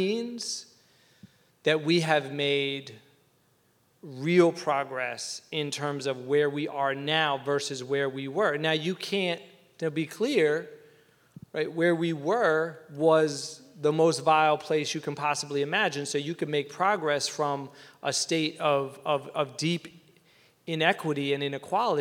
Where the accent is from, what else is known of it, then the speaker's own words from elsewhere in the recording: Atlanta, Georgia, United States; moved away; where I grew up in Atlanta, two blocks from my house